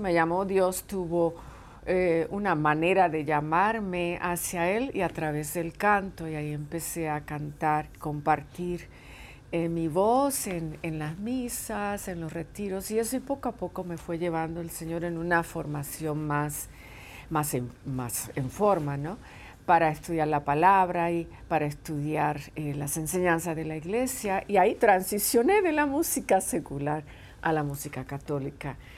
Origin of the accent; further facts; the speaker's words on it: Puerto Rico; now in California, United States; tengo muchos lazos con mi, con mi isla, con mi país de origen.